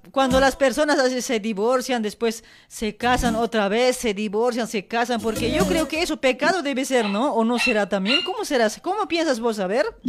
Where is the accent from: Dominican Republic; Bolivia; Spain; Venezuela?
Bolivia; Luribay, La Paz; now in Buenos Aires, Argentina; para mi pueblito de Asamo, para Luribay